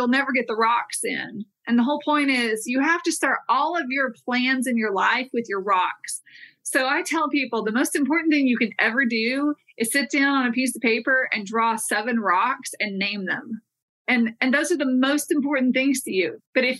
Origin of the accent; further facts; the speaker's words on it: Texas, United States; And so I am a Texan. It's home, but I've hit different parts of the country.